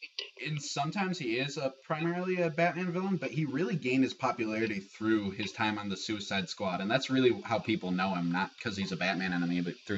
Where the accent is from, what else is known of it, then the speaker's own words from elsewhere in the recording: Chicago, Illinois, United States; Chicago, my hometown